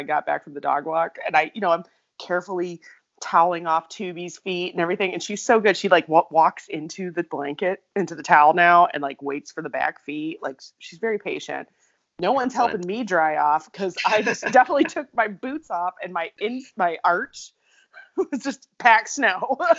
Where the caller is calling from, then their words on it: Minnesota, United States; I'm recording from Minnesota, because guess what? We got our first big snow.